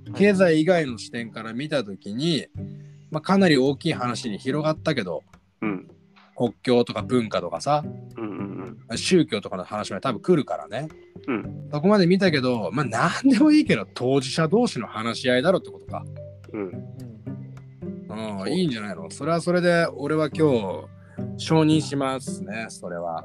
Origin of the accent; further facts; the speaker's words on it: Japan; 日本で生まれ育った